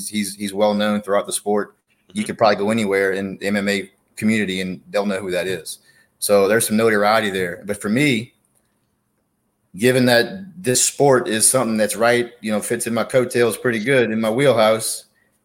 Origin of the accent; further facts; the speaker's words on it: Slidell, Louisiana, United States; I'm from Slidell, Louisiana